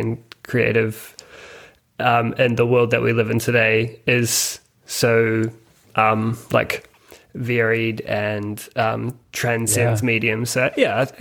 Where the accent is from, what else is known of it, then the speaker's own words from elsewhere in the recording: Christchurch, Canterbury, New Zealand; moved away as an adult; also born or lived in Melbourne, Australia; now in Sydney, Australia; Christchurch Airport, which is close to where I grew up